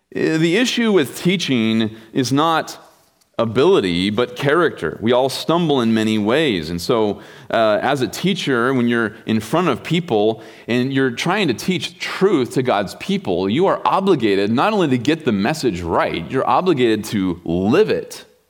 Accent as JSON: {"language": "English", "region": "Kansas", "country": "United States", "tie": "born or raised there", "also_born_or_lived": "Wichita", "said": "I grew up in Kansas"}